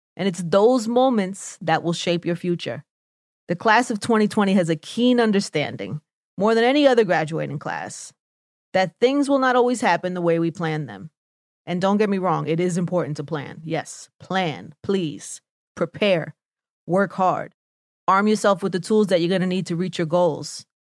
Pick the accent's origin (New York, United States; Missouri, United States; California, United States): New York, United States; New York City; accent: New York; my New York accent was too strong